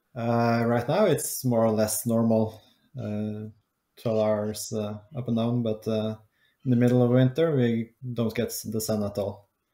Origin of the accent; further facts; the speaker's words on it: Oslo, Norway; moved away as an adult; now in Lapland, Norway; I grew up in Oslo.